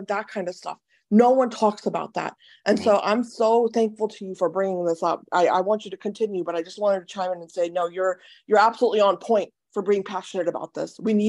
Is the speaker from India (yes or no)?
yes; India; I come from India